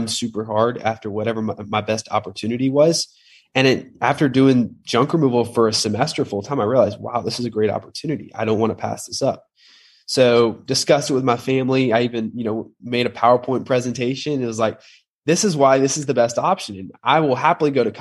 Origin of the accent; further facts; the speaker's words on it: Atlanta, Georgia, United States; I grew up in Atlanta, Georgia, oldest of five kids